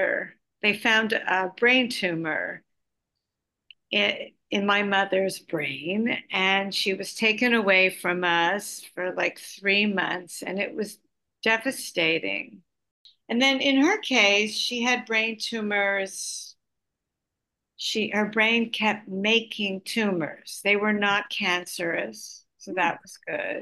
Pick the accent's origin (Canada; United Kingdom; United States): Canada; Montreal, Quebec; also born or lived in Ottawa; I was from Montreal